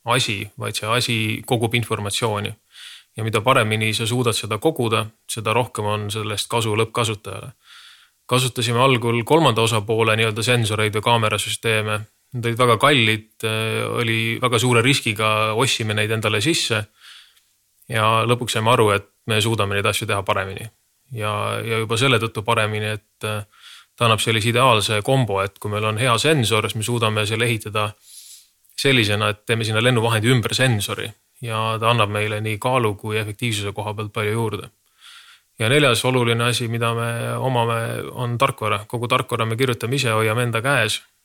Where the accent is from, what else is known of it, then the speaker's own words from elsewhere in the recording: Estonia; me oleme Eestist